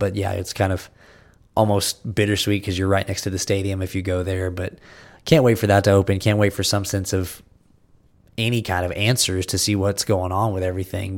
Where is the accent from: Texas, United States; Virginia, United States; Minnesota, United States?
Texas, United States; I'm from Texas